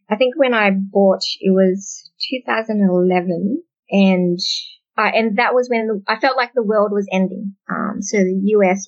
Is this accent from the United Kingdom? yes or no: no; Australia; also born or lived in Indonesia; I'm Vietnamese Australian. We came here as refugees, and I was born in a refugee camp in Indonesia. And then when we got paperwork ready, we came to Australia. I've lived in Australia basically all my life. I was here as a baby